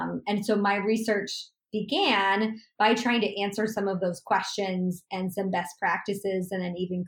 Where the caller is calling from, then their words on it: Los Angeles, California, United States; I am streaming in from Los Angeles, California.